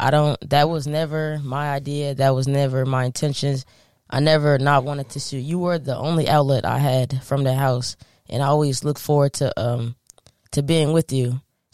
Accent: New Jersey, United States; we growing up in North Jersey, me and her lived in a townhouse.

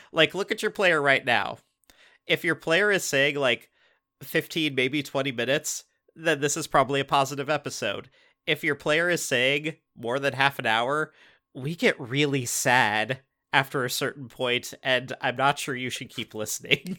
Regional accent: Tacoma, Washington, United States; we're, we're from Tacoma. Like, you know, we, we live in Pierce County.

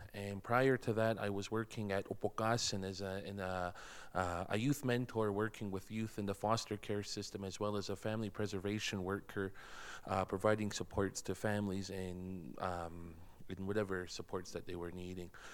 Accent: Blood Reserve, Alberta, Canada; moved away as an adult; now in Lethbridge, Canada; I'm from the Blood Reserve. I was born and raised, and I've been living here in the city for a little over three years now.

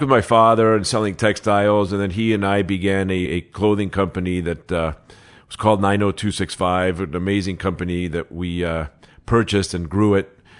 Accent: Los Angeles, California, United States; also born or lived in Mexico City, Mexico; I was born in Mexico City. I moved to Los Angeles at six years old, seven years old.

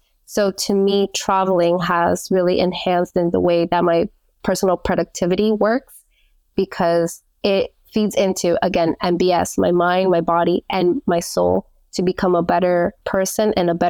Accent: United States; moved away as an adult; which I was growing up in the States up until I was 19, I knew that if I didn't leave the country then, I was going to become complacent.

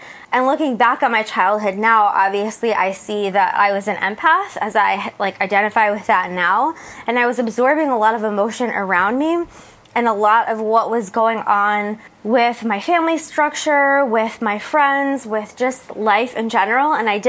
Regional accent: New Jersey, United States; moved away as an adult; now in San Diego, United States; I'm left where I grew up in New Jersey to come to San Diego and start a new life.

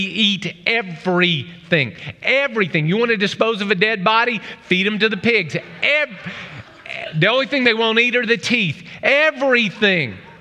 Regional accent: Oklahoma, United States; I'm from Oklahoma

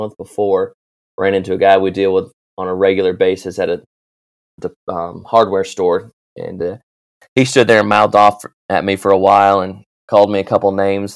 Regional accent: North Carolina, United States; also born or lived in New Hampshire; moved to North Carolina, where I've lived a longer period of life here in North Carolina

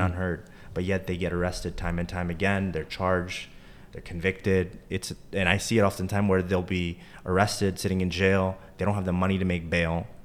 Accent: Charlotte, North Carolina, United States; also born or lived in Durham, North Carolina; Growing up in Charlotte, came back to Charlotte after law school

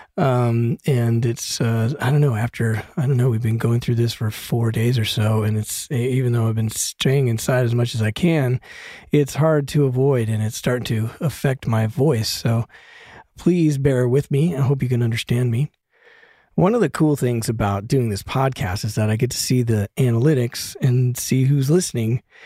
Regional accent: Broomfield, Colorado, United States; also born or lived in Denver, Colorado; now in Los Angeles, United States; I grew up in Broomfield, Colorado

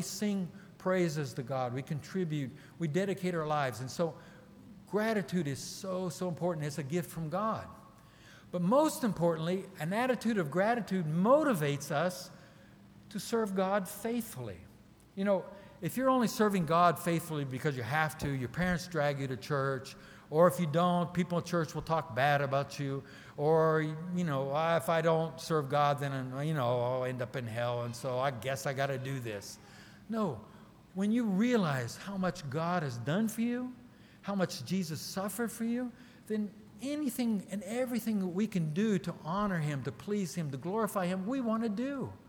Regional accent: Newcomerstown, Ohio, United States; also born or lived in Brazil; And then I came from Newcomerstown, Ohio to Belo Horizonte, Brazil.

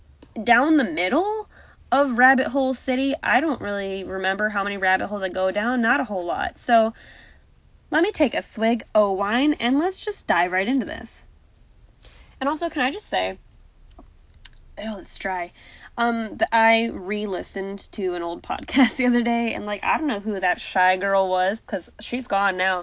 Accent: United States; I'm very American in the sense that I understand the state, county, city, village type structure

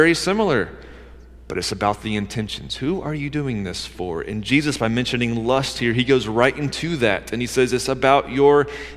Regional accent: Georgia, United States; I grew up in Georgia

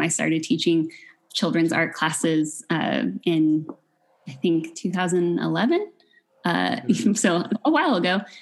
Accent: Fullerton, California, United States; also born or lived in Long Beach, United States; now in Pomona, United States; I grew up in Fullerton

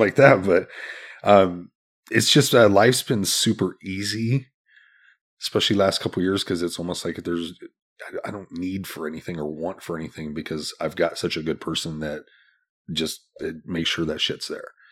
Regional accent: Des Moines, Iowa, United States; also born or lived in Omaha; Born and raised in Des Moines

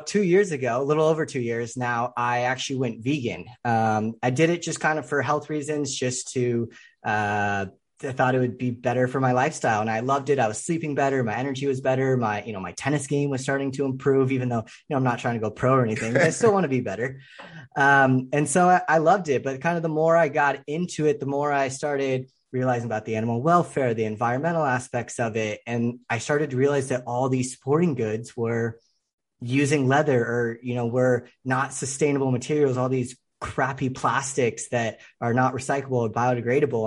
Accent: suburbs of the Bay Area, Northern California, United States; I grew up in Northern California, kind of the suburbs of the Bay Area

